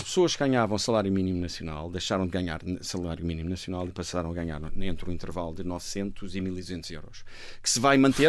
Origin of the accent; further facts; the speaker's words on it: Portugal; also born or lived in Glasgow, United Kingdom; nós portugueses